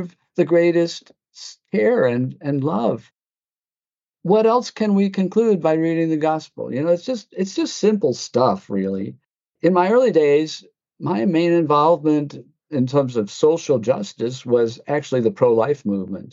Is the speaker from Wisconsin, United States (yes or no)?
yes; west of Milwaukee, Wisconsin, United States; moved away as an adult; also born or lived in Dallas, Texas; now in El Paso, United States; I was born in Wisconsin, west of Milwaukee.